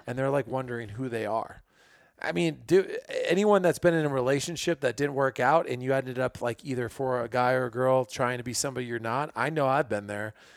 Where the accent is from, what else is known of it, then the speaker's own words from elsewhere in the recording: Illinois, United States; moved away; I grew up in Illinois